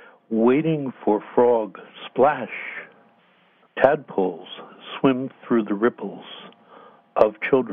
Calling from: Sacramento, California, United States; I'm a poet, and I'm calling from Sacramento.

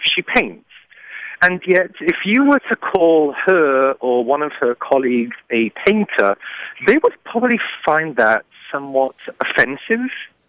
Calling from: Champaign, Illinois, United States; I'm calling you from Champaign, Illinois.

